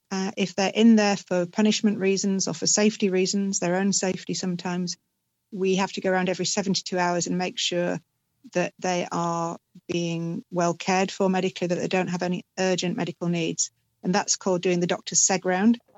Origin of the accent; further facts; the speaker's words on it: United Kingdom; So, first and foremost, I'm a British GP